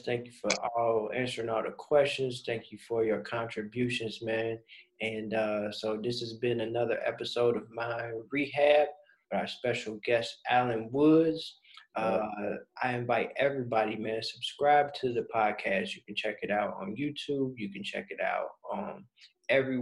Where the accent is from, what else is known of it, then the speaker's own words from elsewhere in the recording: Midwest, United States; I'm not from Chicago, but I'm from the Midwest